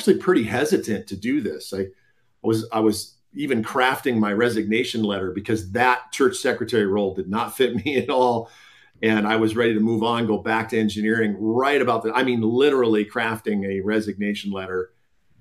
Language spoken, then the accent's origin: English; Minneapolis, Minnesota, United States; moved away as an adult; also born or lived in Iowa; now in Colorado, United States; I was born and raised in the Twin Cities, grew up in Minnesota